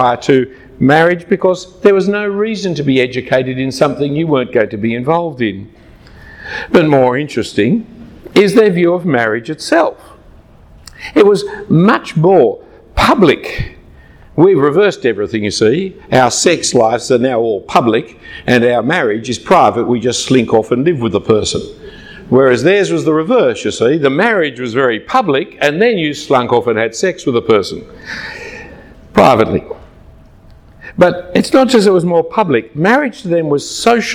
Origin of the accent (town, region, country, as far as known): Australia